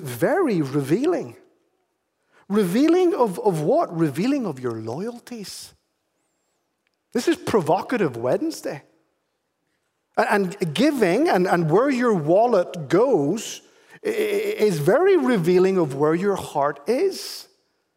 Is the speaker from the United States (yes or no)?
no; Ireland; moved away; I am actually Irish